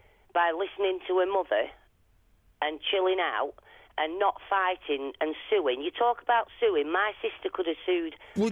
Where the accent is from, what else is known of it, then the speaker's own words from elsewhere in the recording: Ireland; Well, I'm Irish